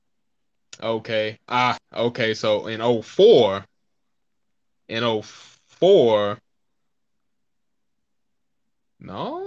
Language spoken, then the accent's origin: English; Dallas, Texas, United States; moved away; I am from Dallas